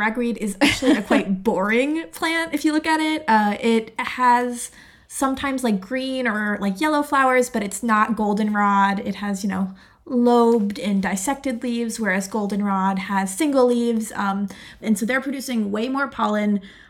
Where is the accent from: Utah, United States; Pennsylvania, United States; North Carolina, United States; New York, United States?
Pennsylvania, United States; Pittsburgh; also born or lived in Virginia; Yeah, so I grew up in Pittsburgh. I love the city. It's my hometown.